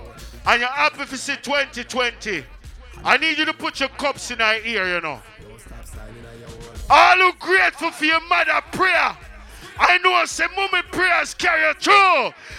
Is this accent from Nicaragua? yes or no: no; Jamaica; You have some people, them not even born in our city. Them not even born in Jamaica. I'm Jamaican.